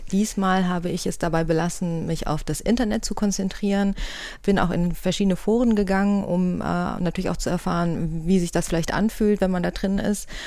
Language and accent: German; Cologne, North Rhine-Westphalia, Germany; born there; now in Bonn, Germany; ich bin tatsächlich in Köln geboren, bin Wahlbonnerin schon seit vielen Jahren